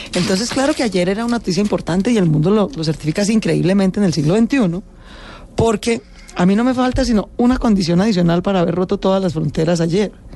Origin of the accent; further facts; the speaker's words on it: Bogotá, Colombia; nací en Bogotá